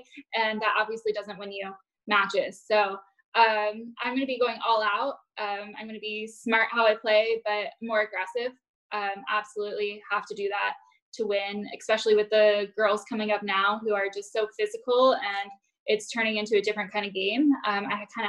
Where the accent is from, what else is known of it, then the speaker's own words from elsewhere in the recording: Fort Myers, Florida, United States; Fort Myers, which is my hometown